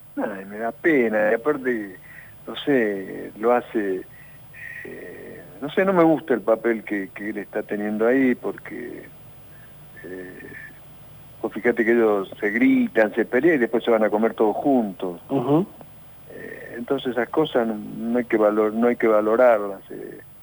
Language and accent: Spanish; Argentina; also born or lived in Córdoba, Argentina; yo preferí quedarme acá porque estaba en mi país